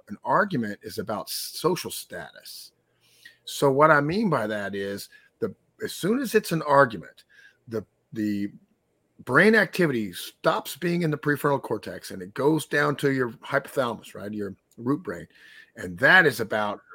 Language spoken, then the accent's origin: English; Texas, United States; I'm from Texas, so that's an in-group. Like, we're Texans